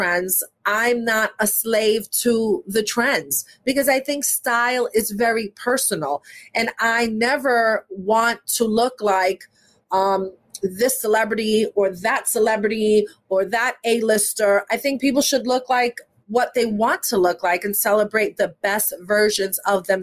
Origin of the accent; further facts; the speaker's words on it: New York, United States; growing up in New York